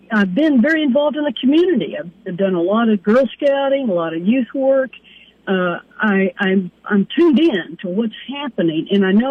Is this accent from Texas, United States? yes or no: yes; Austin, Texas, United States; I am from Austin, actually. I've been a resident of Travis County for 35-plus years